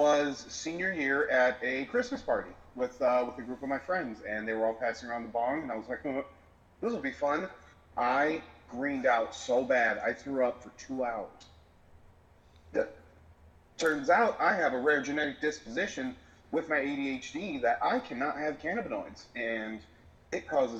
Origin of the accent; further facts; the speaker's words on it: Colorado, United States; born there; also born or lived in three other states; Originally born in Colorado. And I have lived in three other states since then.